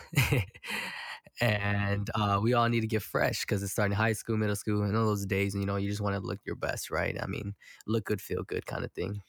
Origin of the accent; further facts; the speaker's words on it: Milwaukee, Wisconsin, United States; I'm from Milwaukee, so it's very segregated